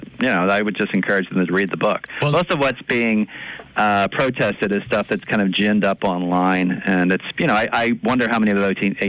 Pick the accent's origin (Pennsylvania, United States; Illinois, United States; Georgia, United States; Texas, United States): Pennsylvania, United States; Philadelphia; I'm from Philadelphia